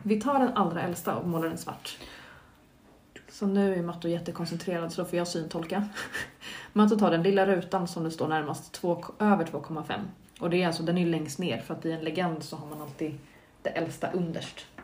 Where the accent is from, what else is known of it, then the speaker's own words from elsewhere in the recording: Stockholm, Stockholm County, Sweden; från mitt perspektiv som är stockholmare